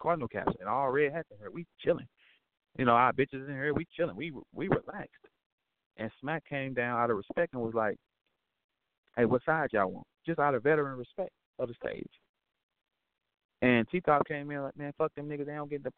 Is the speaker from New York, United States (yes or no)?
no; St. Louis, Missouri, United States; I'm from St. Louis